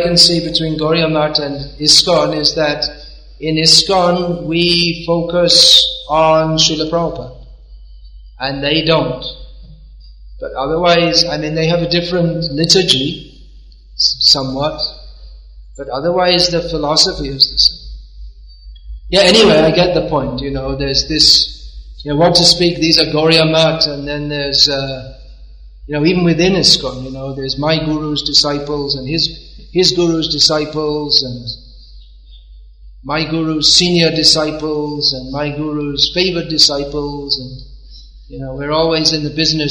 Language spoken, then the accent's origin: English; India; Why? Because we're Indian. Indians are better. Why are Indians better? Well, I'm an Indian, so they must be better.